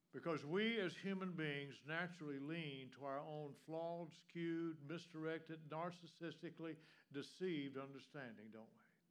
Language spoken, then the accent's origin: English; the South, United States; moved away; Anybody else here from the South besides me and my wife?